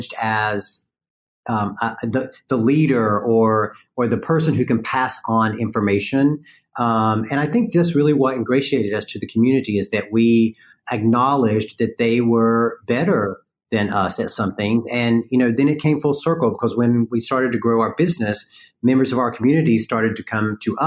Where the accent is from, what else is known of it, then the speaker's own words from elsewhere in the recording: North Carolina, United States; accent: Southern; I grew up in North Carolina